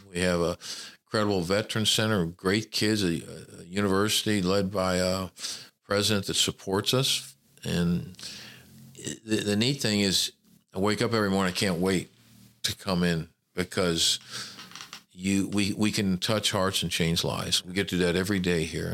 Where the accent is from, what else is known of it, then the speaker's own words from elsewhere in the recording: Memphis, Tennessee, United States; moved away as an adult; also born or lived in California / Hattiesburg, Mississippi; I was born in California. My father was a traveling salesman, but I grew up in Memphis, Tennessee